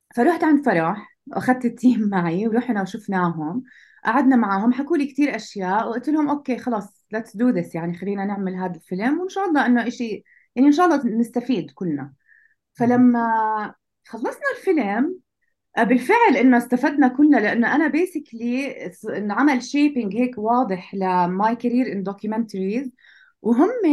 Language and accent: Arabic; Jordan; عندنا بالاردن